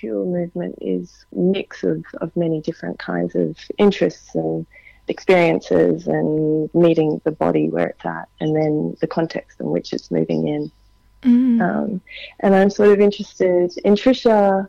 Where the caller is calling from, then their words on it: New South Wales, Australia; I'm calling you from my lounge room. I'm sitting beside a window staring into a big oak tree on Gadigal land.